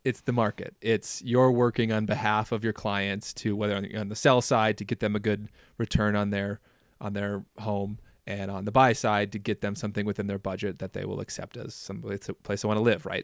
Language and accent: English; Minnesota, United States; moved away; I grew up in Minnesota